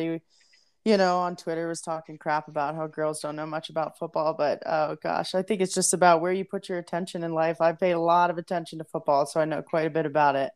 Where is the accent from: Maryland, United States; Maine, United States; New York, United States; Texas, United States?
Maryland, United States; Baltimore; moved away as an adult; also born or lived in Colorado; now in Denver, United States; I'm from Baltimore, raised there most of my life.